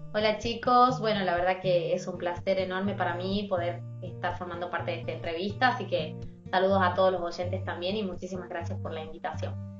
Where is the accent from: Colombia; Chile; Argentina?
Argentina; Tucumán; nuestra provincia